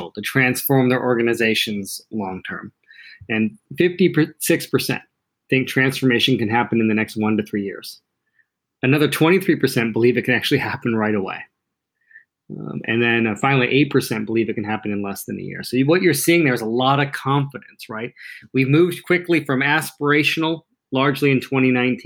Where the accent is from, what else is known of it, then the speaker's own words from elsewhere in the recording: Canada; growing up in Canada, my dream job was to play for my hometown hockey team